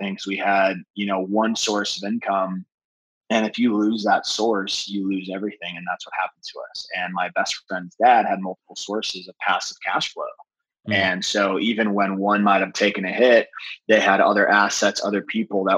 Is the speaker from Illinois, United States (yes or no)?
yes; North Chicago, Illinois, United States; moved away as an adult; also born or lived in Goodyear, Arizona; now in San Diego, United States; I grew up in North Chicago, about 45 minutes north of the city